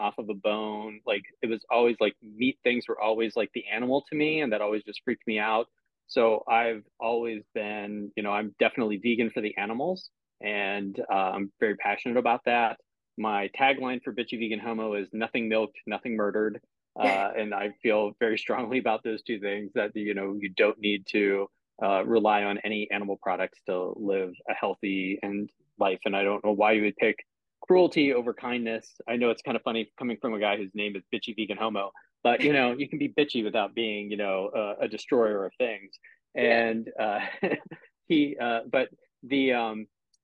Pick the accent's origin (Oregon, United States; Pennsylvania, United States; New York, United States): Pennsylvania, United States; Pittsburgh; now in Cleveland, United States; I live in Cleveland now, but I'm originally from Pittsburgh. Okay. So Pittsburgh is still my hometown